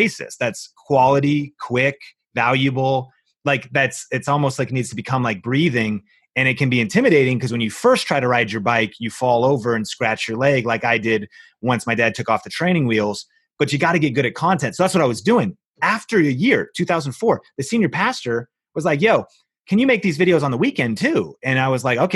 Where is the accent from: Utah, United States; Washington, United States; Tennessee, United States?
Washington, United States; Seattle; moved away; I came from Seattle, grew up in Seattle with my wife and I.